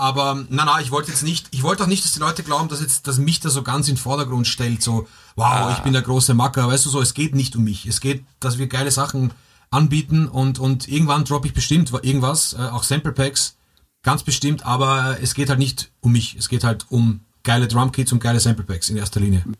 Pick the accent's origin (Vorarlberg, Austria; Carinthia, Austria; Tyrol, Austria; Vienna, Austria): Vienna, Austria; bei uns in Wien